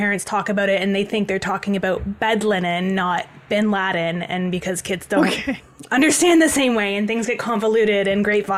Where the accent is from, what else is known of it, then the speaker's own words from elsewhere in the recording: Toronto, Ontario, Canada; I grew up in Toronto